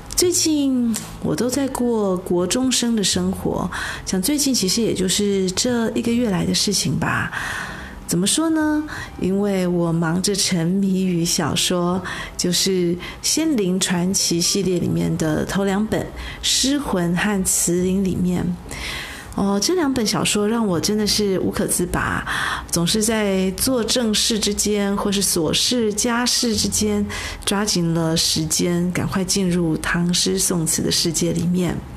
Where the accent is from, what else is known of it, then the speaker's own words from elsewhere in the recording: Taiwan; moved away; 我在台湾土生土长的人